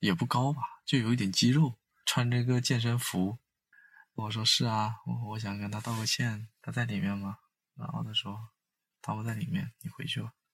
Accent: Haikou, Hainan, China; moved away as an adult; also born or lived in Guangzhou; 回到我现在这个城市，也是我的家乡，海口。我在这边的工作几乎都是在一个疗伤的过程。从广州回到海口

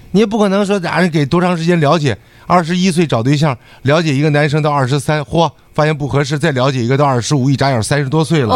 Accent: Northeast China, China; 我们东北人

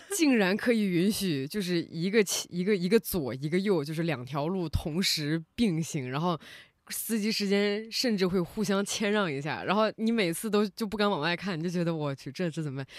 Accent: China; also born or lived in Nepal; 我们是来自中国

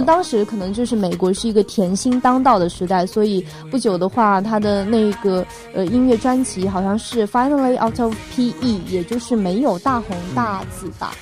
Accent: China; 我们中国人

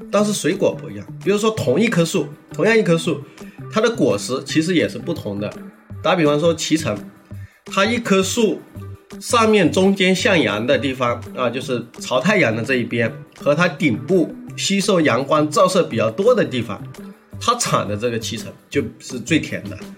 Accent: Jiangxi, China; now in Guangdong, China; 作为我们甘南人

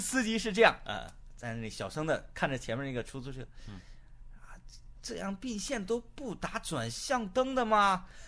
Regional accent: Northeast China, China; 一名地地道道的土生土长的东北汉子

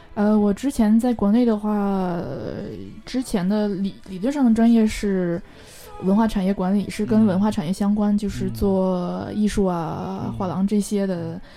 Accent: Northeast China, China; moved away; also born or lived in Beijing; 我是北方人，我是地道的东北人

